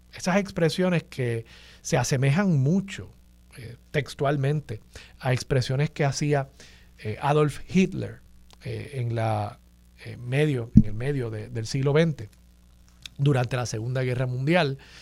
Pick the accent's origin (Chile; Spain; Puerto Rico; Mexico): Puerto Rico; nosotros somos ciudadanos americanos